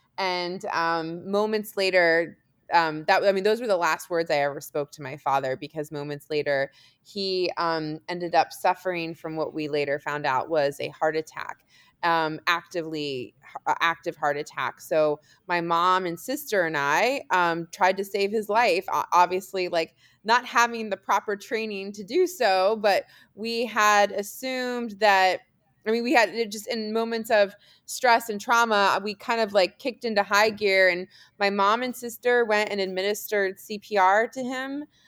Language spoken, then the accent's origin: English; Germany; born there; also born or lived in California / Washington DC; I was born in Germany. We lived in California, ended up in the DC area because my dad was at the Pentagon.